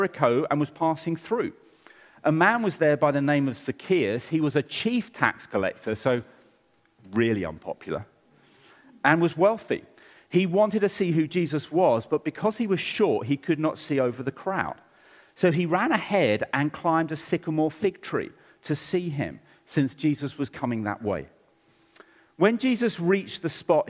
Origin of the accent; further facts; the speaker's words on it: London, United Kingdom; I grew up in Southeast London, and I've got one sister